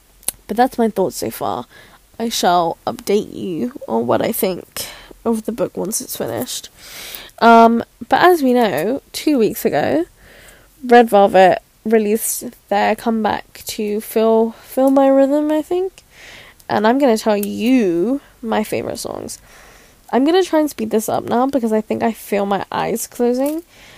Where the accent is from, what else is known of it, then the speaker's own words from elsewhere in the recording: Philippines; I'm Filipino, don't come for me, because I can't pronounce things.